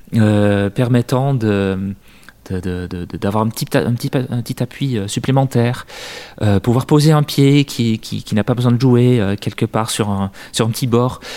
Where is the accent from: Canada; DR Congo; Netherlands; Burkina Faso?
Netherlands; now in France; dans mon pays d'origine, aux Pays-Bas